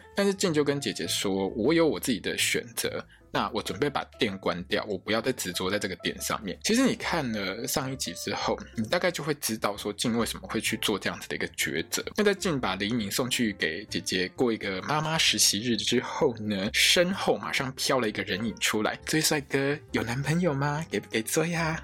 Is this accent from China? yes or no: no; Taiwan; accent: Taiwanese Mandarin; 我台湾国语